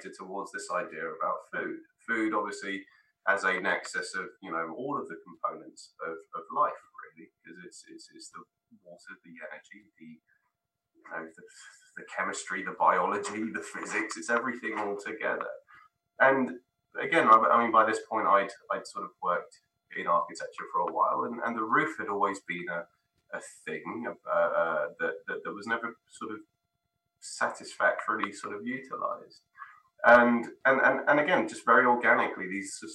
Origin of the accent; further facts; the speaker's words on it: London, United Kingdom; my parents are Spanish. I was born and raised in London